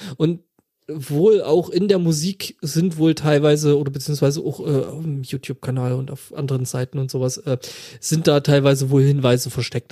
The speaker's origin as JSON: {"language": "German", "region": "Saxony", "country": "Germany", "said": "Räuchermännchen, die sind da, wo ich herkomme"}